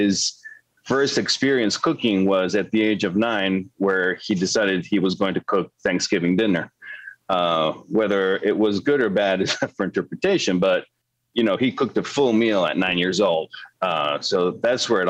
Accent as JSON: {"language": "English", "region": "Mexico City", "country": "Mexico", "tie": "born or raised there", "moved": "yes", "said": "I was born and raised in Mexico City"}